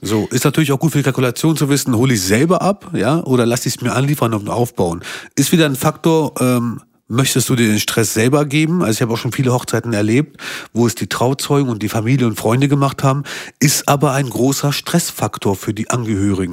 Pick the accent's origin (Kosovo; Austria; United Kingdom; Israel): Kosovo; now in Hanover, Germany; ich komme aus dem Kosovo